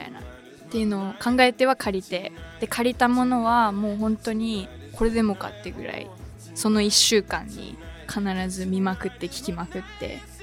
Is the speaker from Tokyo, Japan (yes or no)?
yes; suburbs of Tokyo, Japan; 私の場合東京の郊外に生まれ育った